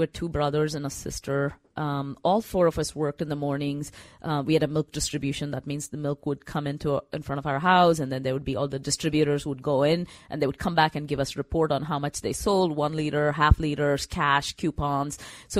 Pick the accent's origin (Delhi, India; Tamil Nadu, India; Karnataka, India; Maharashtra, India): Karnataka, India; Bangalore; So growing up in Bangalore, I mean, good thing about Bangalore is, you know, you learn the language, right? English.